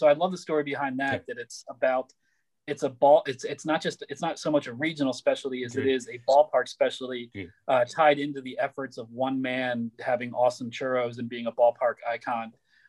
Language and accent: English; Philadelphia, Pennsylvania, United States; growing up in Philadelphia